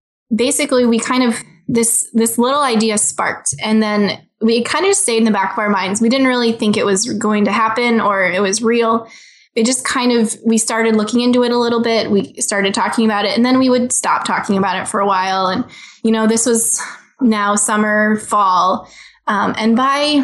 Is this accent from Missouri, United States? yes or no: yes; St. Louis, Missouri, United States; also born or lived in Columbia, Missouri / Kansas City; We grew up in St. Louis, went to college, met at Mizzou in the middle of Missouri, Columbia, Missouri